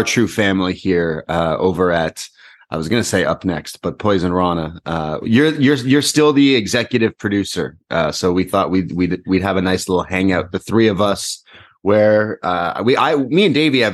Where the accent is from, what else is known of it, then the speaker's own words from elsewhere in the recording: Canada; We're Canadian